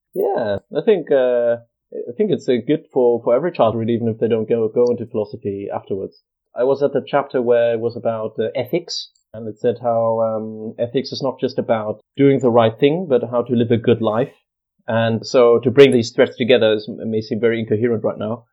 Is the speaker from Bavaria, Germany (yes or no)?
yes; Munich, Bavaria, Germany; moved away as an adult; also born or lived in Kent, United Kingdom; now in Manchester, United Kingdom; I'm from Munich in Germany, in Bavaria. That's where I was born and grew up